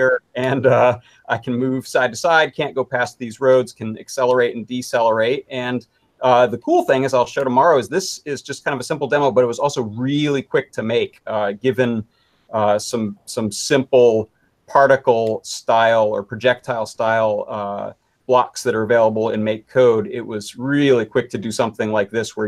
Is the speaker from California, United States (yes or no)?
no; Poughkeepsie, New York, United States; moved away as an adult; also born or lived in Atlanta, Georgia; I grew up in right outside of Poughkeepsie